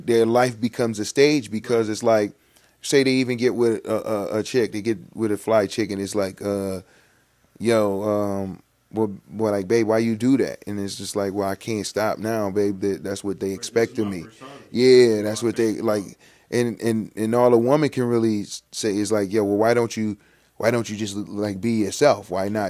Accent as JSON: {"language": "English", "town": "Buffalo", "region": "New York", "country": "United States", "said": "And Goose is from Kenmore. I'm from the Lower East Side, right?"}